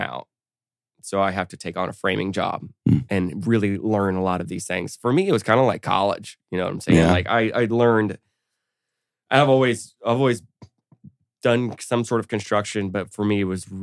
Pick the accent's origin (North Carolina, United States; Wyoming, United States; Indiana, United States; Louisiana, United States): Indiana, United States; Lanesville; also born or lived in Brooklyn; I started construction on a studio that I built out in Lanesville, my hometown